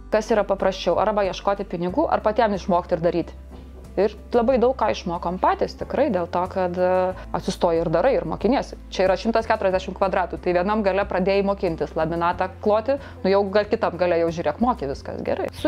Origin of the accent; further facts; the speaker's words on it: Samogitia, Lithuania; aš žemaitė, aš kantrybės turiu